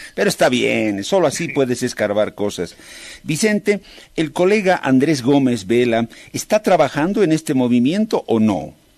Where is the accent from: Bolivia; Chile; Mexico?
Bolivia